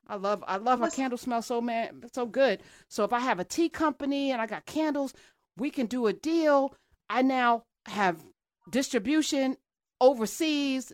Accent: New Jersey, United States; I'm from Jersey

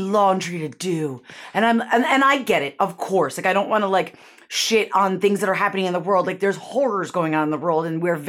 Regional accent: Syracuse, New York, United States; moved away; also born or lived in Connecticut; I grew up in Syracuse, which is very much like Buffalo.

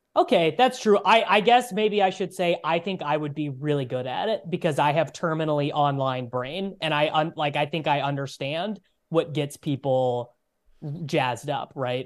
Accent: United States; us as Americans.

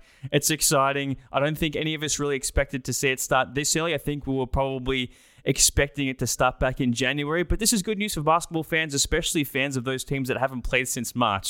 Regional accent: Australia

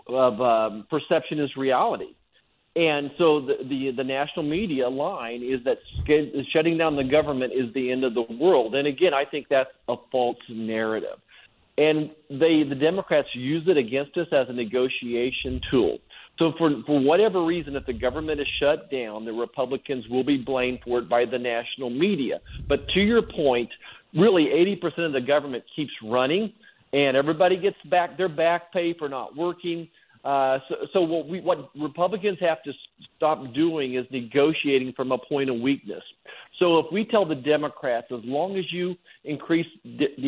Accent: Kansas, United States; I'm from Kansas

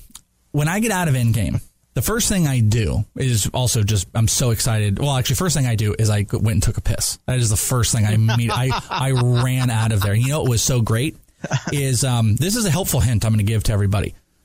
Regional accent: Wales, United Kingdom; I'm Welsh.

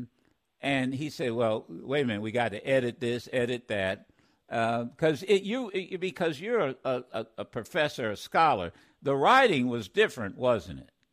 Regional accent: Dayton, Ohio, United States; we grew up in Dayton together

